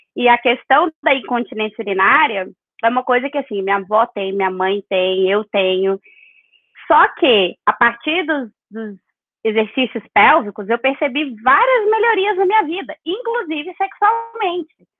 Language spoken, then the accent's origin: Portuguese; Capelinha, Minas Gerais, Brazil; moved away as an adult; also born or lived in São Paulo / Belo Horizonte; eu nasci, em Capelinha, me alfabetizei em São Paulo, porque a minha mãe se mudou para lá com meu padrasto, então eu morei um tempo em São Paulo e voltei para Capelinha, onde eu morei a maior parte do tempo, até ir para BH.